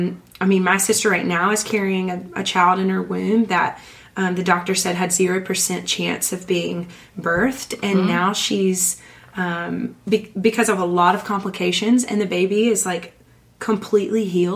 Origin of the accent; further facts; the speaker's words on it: the South, United States; growing up in the South, when you go to revival, it's like a ham breakfast, and repent